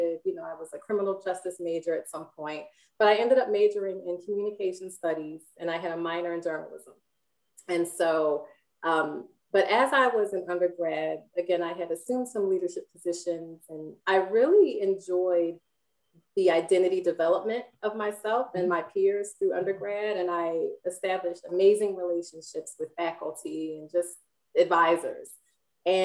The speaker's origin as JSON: {"language": "English", "town": "Philadelphia", "region": "Pennsylvania", "country": "United States", "tie": "born or raised there", "said": "And so I grew up in North Philly, and my grandparents had a garden, a patch of land in the middle of North Philly."}